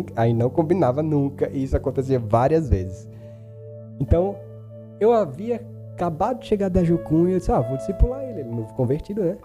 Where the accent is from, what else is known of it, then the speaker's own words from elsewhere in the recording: Delmiro Gouveia, Alagoas, Brazil; also born or lived in Paulo Afonso, Bahia; Eu cresci acreditando que eu tinha nascido aqui